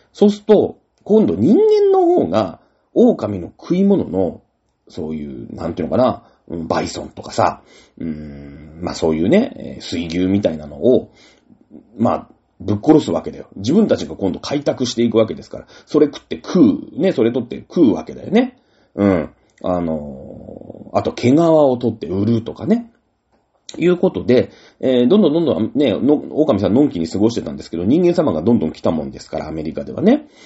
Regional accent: Izunokuni, Shizuoka, Japan; moved away; 僕の田舎でね、えー、伊豆ニラ山っていうところある

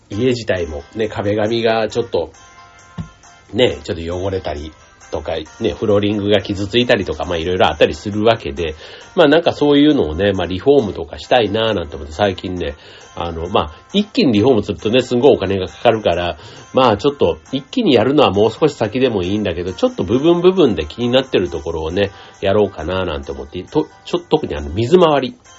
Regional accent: Kansai, Japan; 関西出身

